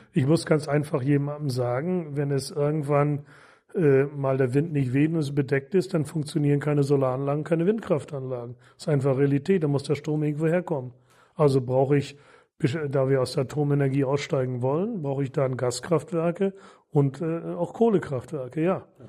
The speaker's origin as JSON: {"language": "German", "town": "Marlow", "region": "Mecklenburg-Vorpommern", "country": "Germany", "tie": "born or raised there", "said": "in meiner Heimatstadt Marlow"}